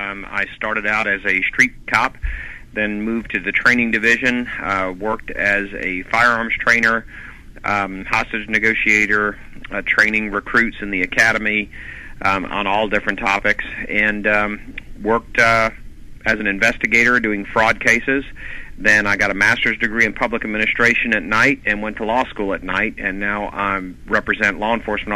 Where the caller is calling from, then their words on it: Atlanta, Georgia, United States; Calling from Atlanta.